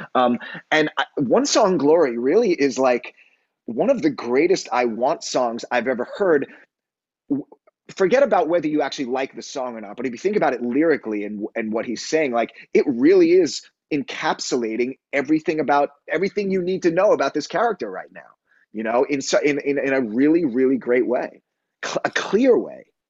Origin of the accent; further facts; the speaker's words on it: New York City, New York, United States; also born or lived in Long Island; I grew up in on Long Island and in New York City